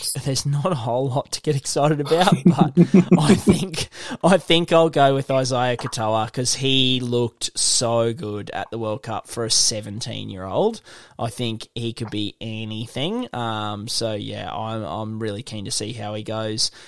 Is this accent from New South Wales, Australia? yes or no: no; Queensland, Australia; as a Queenslander